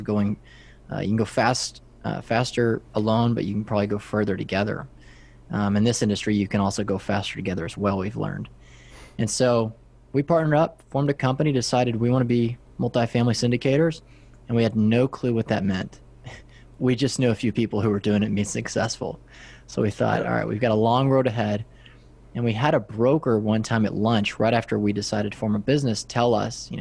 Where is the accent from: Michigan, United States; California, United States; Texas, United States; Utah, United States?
Texas, United States; West; I'm from West Texas. If you look out all around my hometown, it's just flat farmland